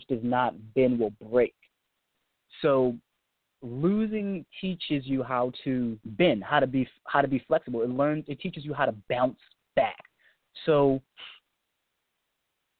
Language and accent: English; United States; I'm from the United States